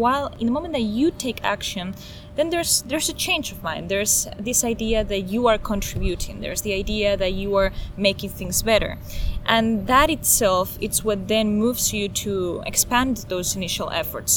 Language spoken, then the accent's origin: English; Spain; now in United States; I'm originally from Spain, but I've been living here in the U.S. for 7 years